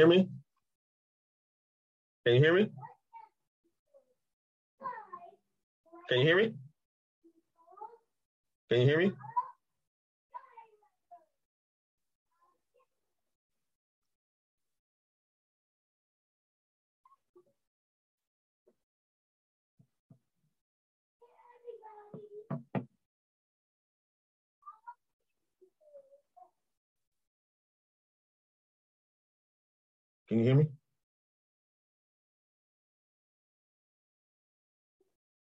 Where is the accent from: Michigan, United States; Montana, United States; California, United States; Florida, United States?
California, United States; moved away as an adult; now in Ohio, United States; I'm from California, man. I just moved to Ohio about a year and a half ago.